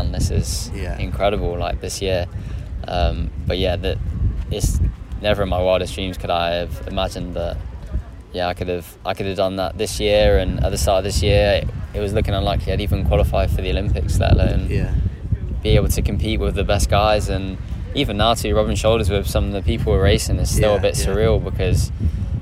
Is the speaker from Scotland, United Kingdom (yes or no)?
no; London, United Kingdom; London, which is my hometown